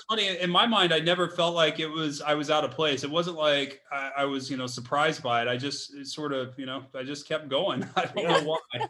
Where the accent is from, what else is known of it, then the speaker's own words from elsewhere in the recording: Dallas, Texas, United States; I grew up in Dallas